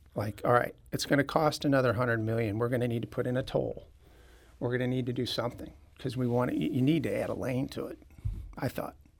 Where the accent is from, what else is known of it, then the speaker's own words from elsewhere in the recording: Clayton, Missouri, United States; moved away as an adult; also born or lived in San Diego, California / Atlanta, Georgia; I grew up in Clayton